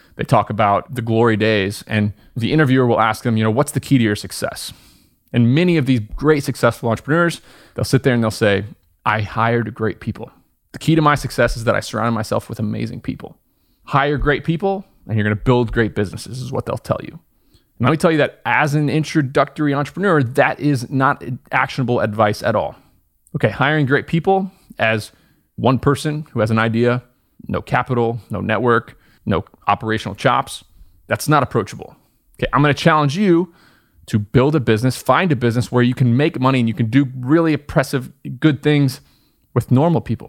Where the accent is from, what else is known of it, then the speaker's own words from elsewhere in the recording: Southern Indiana, United States; moved away as an adult; also born or lived in upstate New York; I was born in Southern Indiana, went to school in upstate New York